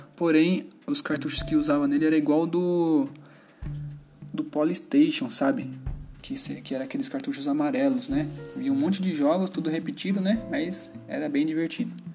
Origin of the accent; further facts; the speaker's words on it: São Paulo, Brazil; eu tenho 33 anos e sou de São Paulo. Eu moro em São Paulo, capital